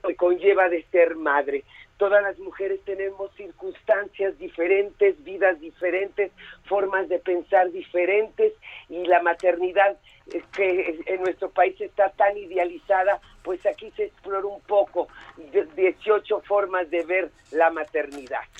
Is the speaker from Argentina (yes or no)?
no; Mexico; nuestro país